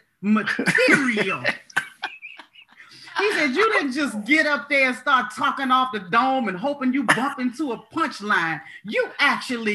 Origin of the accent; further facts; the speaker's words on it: Maryland, United States; also born or lived in Los Angeles; I'm from Maryland